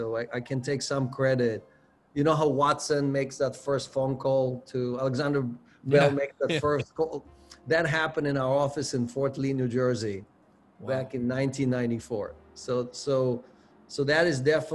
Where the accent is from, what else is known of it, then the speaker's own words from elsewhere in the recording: Israel; moved away as an adult; also born or lived in Ukraine / United States; I was born in the Ukraine. My parents immigrated to Israel right before the 1972 war. I grew up in Israel, went to the military there